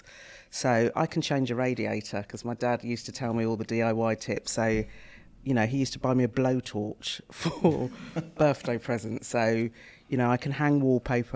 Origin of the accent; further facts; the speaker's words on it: Reading, South East England, United Kingdom; when I was growing up in Reading, Reading was known as mini Barbados